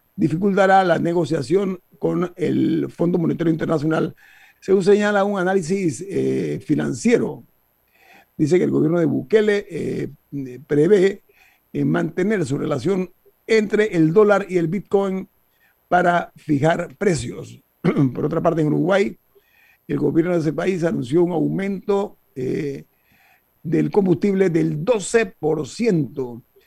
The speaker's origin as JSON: {"language": "Spanish", "country": "Panama", "said": "nosotros panameños"}